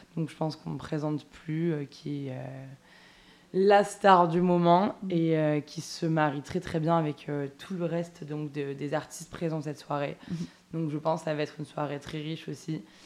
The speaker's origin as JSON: {"language": "French", "town": "Toulouse", "region": "Occitania", "country": "France", "said": "je suis toulousaine"}